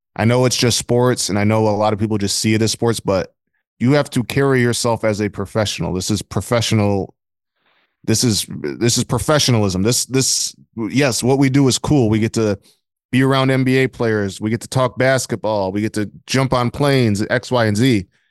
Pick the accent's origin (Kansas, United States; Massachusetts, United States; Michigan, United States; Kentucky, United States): Michigan, United States; Flint; I'm from Flint, Michigan